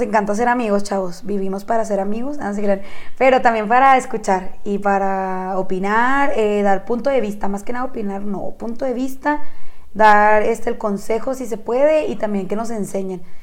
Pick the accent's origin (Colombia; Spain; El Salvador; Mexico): Mexico; Chihuahua; las dos somos originarias de Chihuahua, Chihuahua